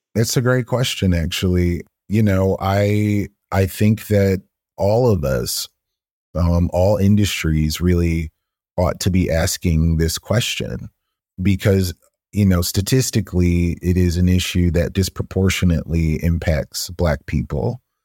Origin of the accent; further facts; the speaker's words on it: Atlanta, Georgia, United States; growing up in Atlanta